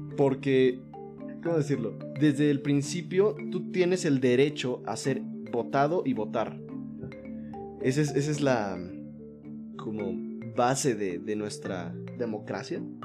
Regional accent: Mexico; nosotros somos, somos el pueblo mexicano.

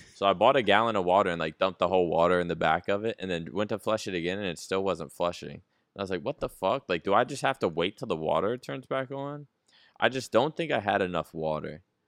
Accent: East Coast, United States; now in Texas, United States

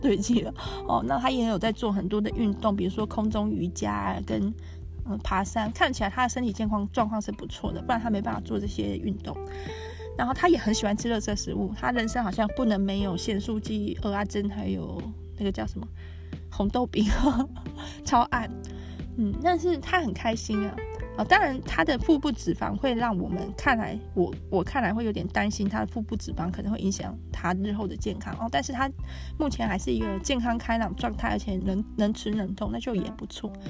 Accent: Taiwan; 我们是台湾人

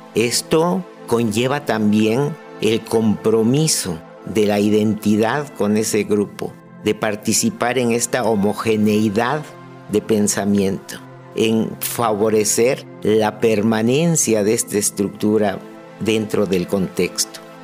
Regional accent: Ánimas Trujano, Oaxaca, Mexico; Soy originario de la población de Ánimas Trujano, un poblado muy pequeño situado a 7 kilómetros de la ciudad de Oaxaca

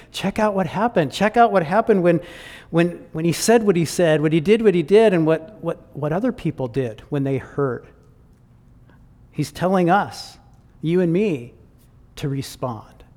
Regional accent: Michigan, United States; moved away as an adult; now in Chilliwack, Canada; I grew up in Michigan

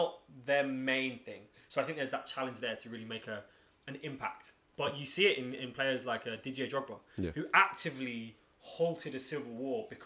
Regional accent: London, United Kingdom; I'm from Lewisham.

